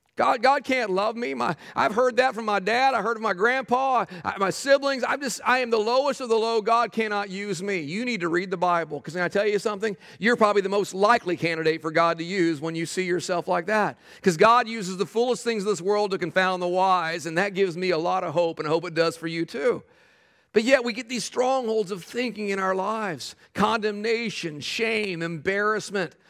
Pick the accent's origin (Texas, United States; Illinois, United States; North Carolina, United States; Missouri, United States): Texas, United States; I grew up in Texas